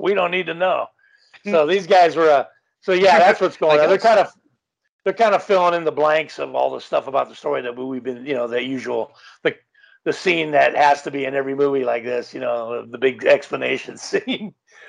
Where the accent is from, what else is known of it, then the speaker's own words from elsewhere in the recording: Los Angeles, California, United States; also born or lived in Woodland Hills; I grew up in Canoga Park.